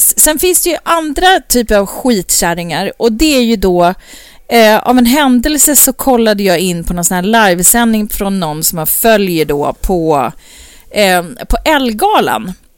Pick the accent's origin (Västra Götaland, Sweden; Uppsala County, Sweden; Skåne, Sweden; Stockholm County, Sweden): Uppsala County, Sweden; Uppsala; i Uppsala, där jag är ifrån.